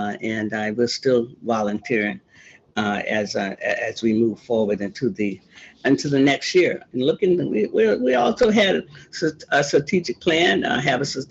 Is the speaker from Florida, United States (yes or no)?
yes; Sanford, Florida, United States; also born or lived in Jacksonville, Florida; now in Washington, United States; I was born and raised in Florida, born in Jacksonville, raised in Sanford, Florida